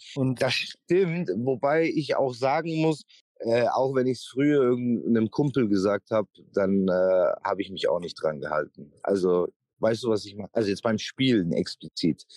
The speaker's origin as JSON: {"language": "German", "town": "Memmingen", "region": "Bavaria", "country": "Germany", "tie": "born or raised there", "moved": "yes", "said": "die Stadt, wo ich aufgewachsen bin, muss man auch dazu sagen, ähm, wie viele Einwohner hat Memmingen"}